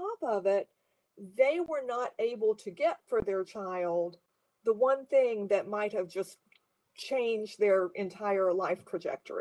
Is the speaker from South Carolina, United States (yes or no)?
yes; South Carolina, United States; moved away; my family had moved to South Carolina, which is my home state by this time